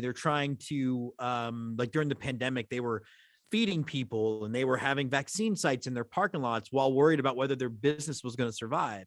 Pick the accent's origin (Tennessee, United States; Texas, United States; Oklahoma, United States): Texas, United States; Houston; I grew up in Houston, Texas